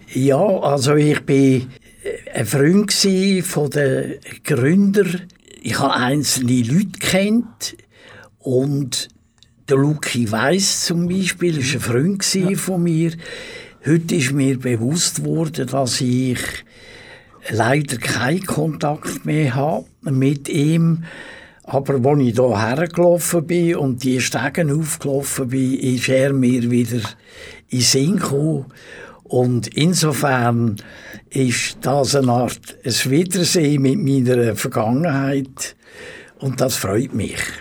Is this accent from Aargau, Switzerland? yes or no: yes; Rheinfelden, Aargau, Switzerland; also born or lived in Baden; Ich bin in Rheinfelden, wo ich aufgewachsen bin